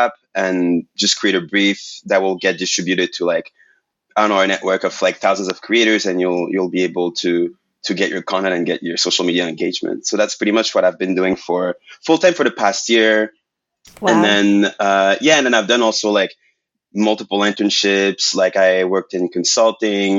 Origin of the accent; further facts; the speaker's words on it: Montreal, Quebec, Canada; first language French; English is a second language; moved away; I'm from Quebec. So, like, I'm from Montreal. Mm-hmm. And, like, I was born and raised, like, French.